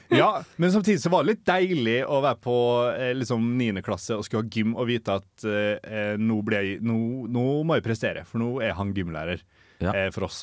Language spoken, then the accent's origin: Norwegian; Molde, Møre og Romsdal, Norway; also born or lived in Oslo; Født i Oslo, oppvokst i Molde.